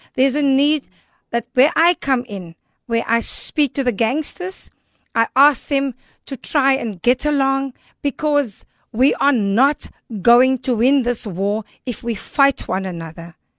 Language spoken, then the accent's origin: English; Cape Town, Western Cape, South Africa; I've been born and raised in Elsis River